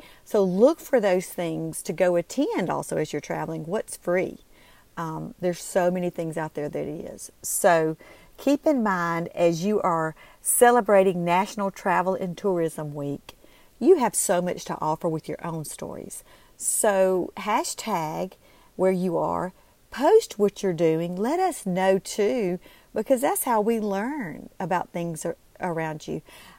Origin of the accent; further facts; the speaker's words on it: Belzoni, Mississippi, United States; accent: Southern; I'm from Belzona, Mississippi, catfish capital of the world.